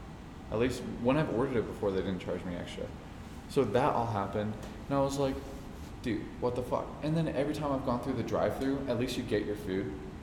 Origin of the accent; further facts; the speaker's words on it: New Mexico, United States; moved away; I grew up in New Mexico and fucking had New Mexican food.